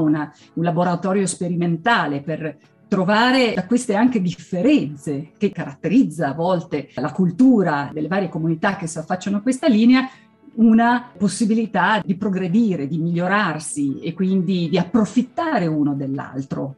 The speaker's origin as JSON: {"language": "Italian", "region": "Schaffhausen", "country": "Switzerland", "tie": "born or raised there", "also_born_or_lived": "Insubria region (Ticino / Varese border)", "first_language": "Swiss German and German", "second_language": "Italian", "moved": "yes", "lives_now": "Ticino-Varese border area", "said": "sono nata presso un altro confine, che è quello con la Germania, fra la Svizzera e la Germania, lungo il Reno, esattamente a Sciaffusa, quindi sono madrelingua svizzera tedesca e tedesca"}